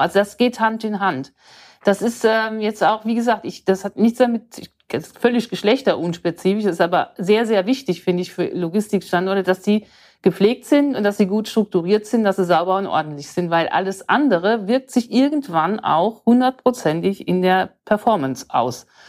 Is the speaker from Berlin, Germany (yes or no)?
no; Odenwald, Hesse, Germany; ich komme aus dem Odenwald